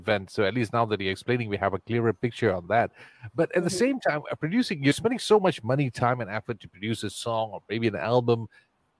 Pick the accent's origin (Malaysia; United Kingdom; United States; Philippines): Malaysia; Ipoh, Perak; That's the best town on the planet, my hometown.